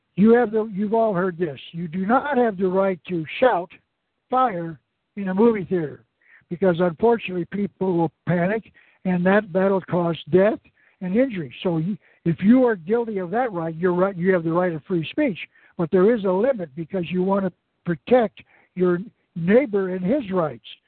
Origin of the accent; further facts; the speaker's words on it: Arizona, United States; my home state of Arizona